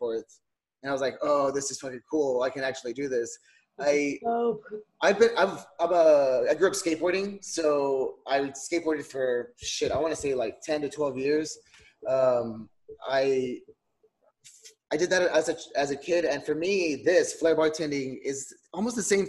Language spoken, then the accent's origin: English; Donna, Texas, United States; I grew up in Donna, Texas, which is what they call the heart of the valley